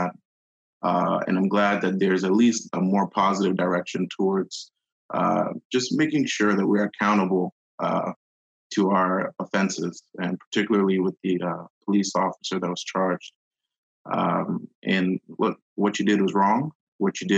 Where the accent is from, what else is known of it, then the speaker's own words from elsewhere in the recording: Houston, Texas, United States; I'm a Nigerian American, born and raised in Houston, Texas